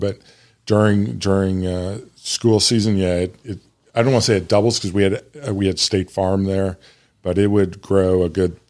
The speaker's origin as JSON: {"language": "English", "town": "Bloomington", "region": "Illinois", "country": "United States", "tie": "born or raised there", "said": "but Illinois State, which was where I grew up in Bloomington Normal, when I went there was 20 or 25,000"}